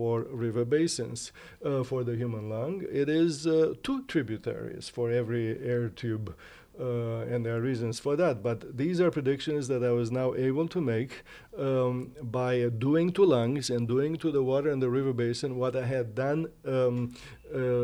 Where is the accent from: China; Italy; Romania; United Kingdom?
Romania; moved away; I grew up in the Delta